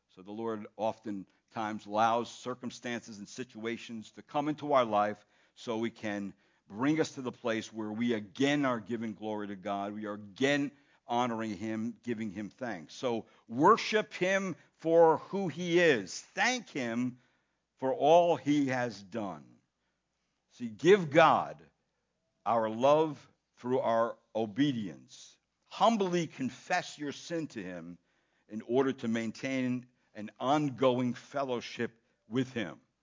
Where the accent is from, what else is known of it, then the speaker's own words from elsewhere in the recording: United States; being an American in the American culture